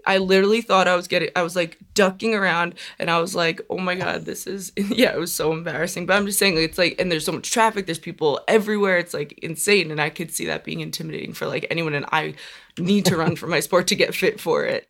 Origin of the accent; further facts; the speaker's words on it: New York, United States; also born or lived in Long Island / Brooklyn; I'm from New York